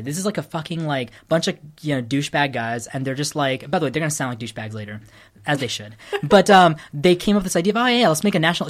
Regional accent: California, United States; also born or lived in Sri Lanka; I identify being California

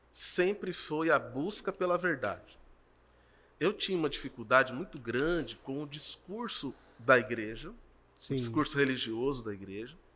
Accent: São Paulo, Brazil; born there; now in Mato Grosso do Sul, Brazil; Eu nasci em São Paulo e vim para cá, coisa de 45

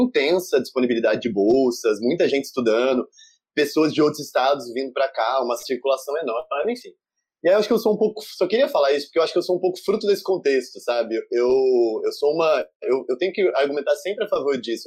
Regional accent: São João da Boa Vista, São Paulo, Brazil; moved away as an adult; now in Rio de Janeiro, Brazil; Eu sou do interior de São Paulo, numa família de classe média baixa, e vivia a minha vida toda com uma mãe sola

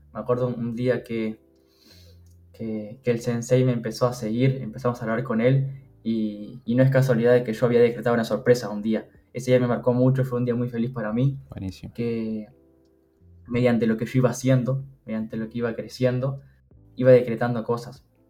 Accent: Uruguay; tengo 22 años, soy de Uruguay

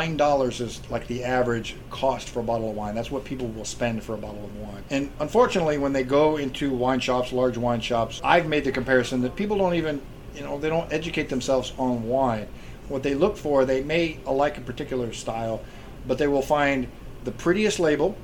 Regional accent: Ohio, United States; moved away; I grew up in Ohio

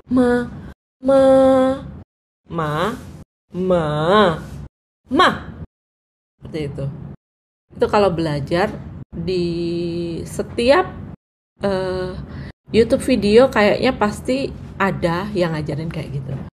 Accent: Java, Indonesia; first language Javanese; Indonesian is a second language; aku bukan Chinese native, aku orang Jawa tulen ya berbahasa Jawa dari kecil uh, dan aku tidak mengenal sama sekali, uh, tidak ada keluarga ataupun kerabat yang berbahasa Mandarin.

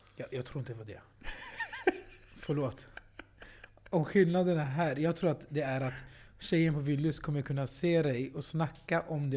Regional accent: Sweden; jag är ny svensk, jag är född i Sverige. Fast med invandrarbakgrund

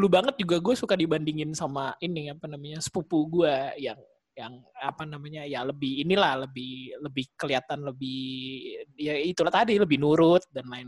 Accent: Jakarta, Indonesia; Iya saya anak Jakarta nih.

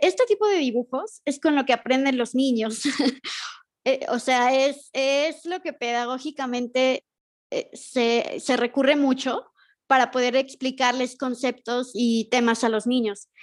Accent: Mexico; soy de México.

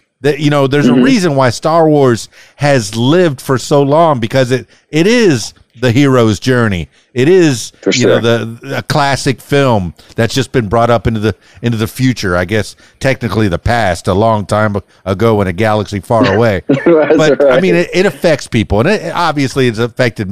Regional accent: Fort Lauderdale, Florida, United States; now in Central Arkansas, United States; I grew up in Fort Lauderdale in the Davie area.

